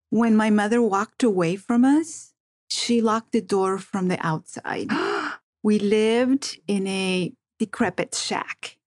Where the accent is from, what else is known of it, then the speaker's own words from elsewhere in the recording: Las Vegas, Nevada, United States; first language Spanish; English is a second language; also born or lived in Compton, California; I grew up in Las Vegas. I went to UNLV, graduated from UNLV